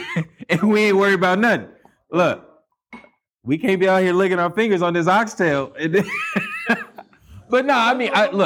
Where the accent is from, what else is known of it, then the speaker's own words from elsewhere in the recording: Los Angeles, California, United States; I grew up here in L.A.